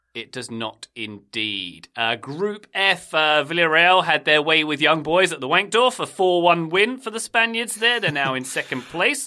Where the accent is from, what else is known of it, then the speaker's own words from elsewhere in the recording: United Kingdom; typical Brit